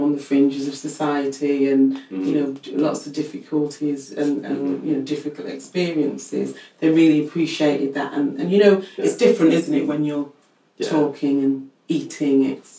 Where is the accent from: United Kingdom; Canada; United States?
United Kingdom; I'm British Jamaican, so my parents are Jamaican, so that's the culture which I grew up